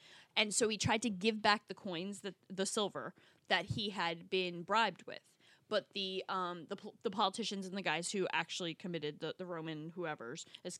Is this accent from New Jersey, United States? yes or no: yes; New Jersey, United States; I grew up in North Jersey.